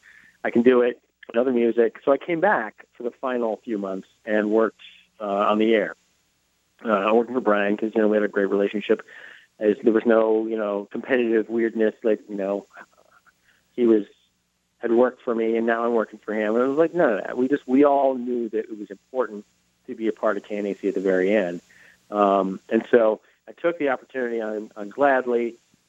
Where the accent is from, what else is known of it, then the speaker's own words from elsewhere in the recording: Minneapolis, Minnesota, United States; moved away; I got a job offer in my hometown, Minneapolis